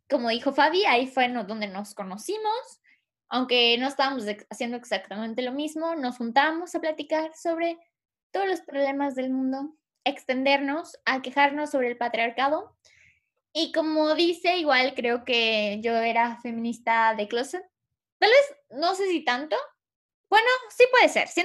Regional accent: Yucatán, Mexico; eh, soy de Yucatán, soy mm, de sangre maya y tengo 25 años

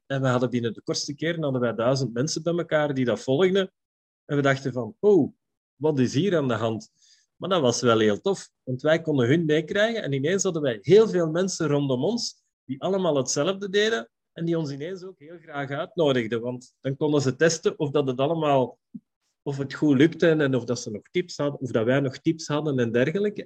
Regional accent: Belgium; ik ben een Belg

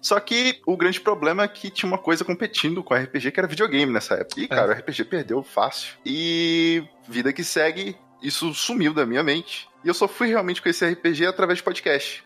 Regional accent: Minas Gerais, Brazil; eu sou de, de Minas Gerais

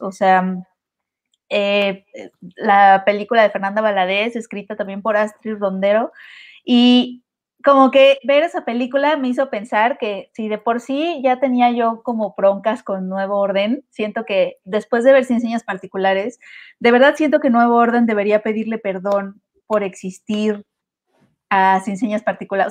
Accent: Mexico; como mexicanos

